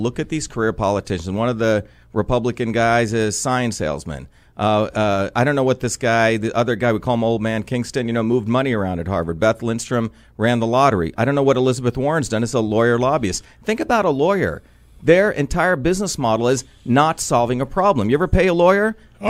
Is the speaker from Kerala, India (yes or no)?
no; Mumbai, Maharashtra, India; moved away; when I grew up in India, in Bombay, a wild city, and then I grew up in a small village, no electricity. You know, my aunt lived in a hut.